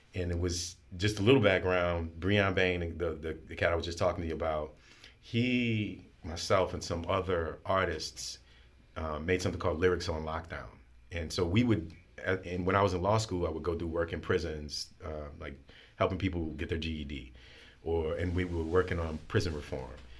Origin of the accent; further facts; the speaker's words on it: New Orleans, Louisiana, United States; I grew up in New Orleans